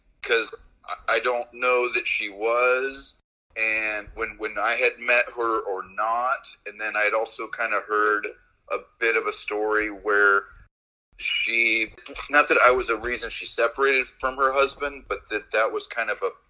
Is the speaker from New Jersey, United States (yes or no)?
no; California, United States; Didn't I grew up in California?